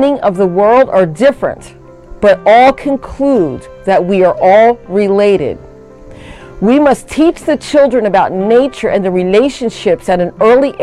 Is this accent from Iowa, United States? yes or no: no; Bridgeton, New Jersey, United States; I am from the Nanticoke Lenape Nation in Bridgeton, New Jersey